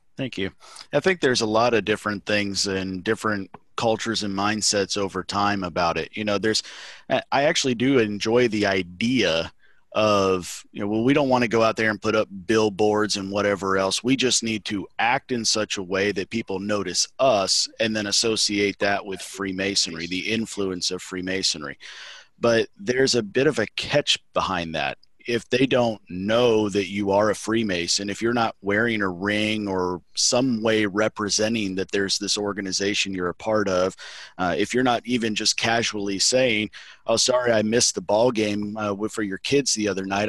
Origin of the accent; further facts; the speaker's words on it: Mississippi, United States; I'm from Mississippi.